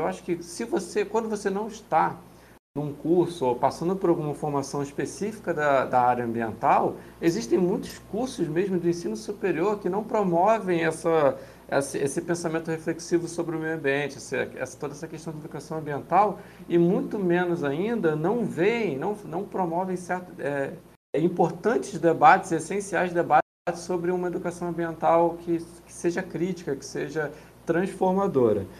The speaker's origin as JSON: {"language": "Portuguese", "region": "Rio de Janeiro", "country": "Brazil", "said": "sou aqui do Rio de Janeiro"}